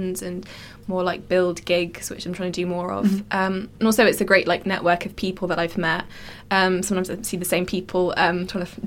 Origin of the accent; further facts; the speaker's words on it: Reading, South East England, United Kingdom; moved away as an adult; now in London, United Kingdom; I grew up in Reading, in Berkshire.